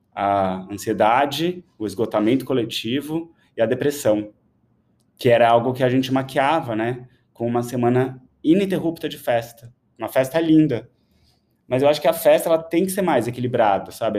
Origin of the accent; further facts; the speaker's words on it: São Paulo, Brazil; eu nasci em São Paulo